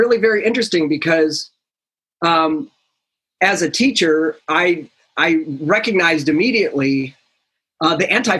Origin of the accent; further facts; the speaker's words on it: near Olean, Western New York, United States; also born or lived in Delaware; now in San Diego, United States; Well, I'm from the East Coast originally. I was raised in Western New York State.